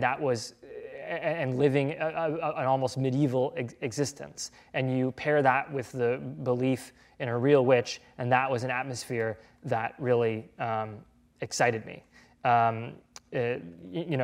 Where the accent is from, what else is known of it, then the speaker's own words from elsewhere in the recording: New England, United States; it'll probably have to take place in New England because that's where I'm from